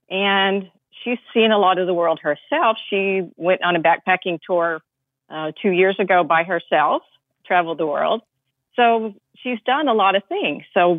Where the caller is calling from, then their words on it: Virginia, United States; I'm from Virginia.